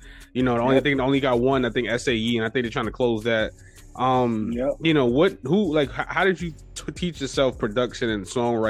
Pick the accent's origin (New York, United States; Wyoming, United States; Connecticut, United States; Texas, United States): New York, United States; New York City; Now, New York, you know, we native New Yorkers